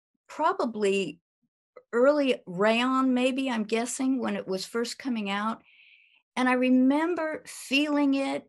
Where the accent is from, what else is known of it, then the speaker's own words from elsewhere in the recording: San Francisco, California, United States; born there; now in Virginia, United States; I was born in San Francisco, California. And right now we're living in Virginia.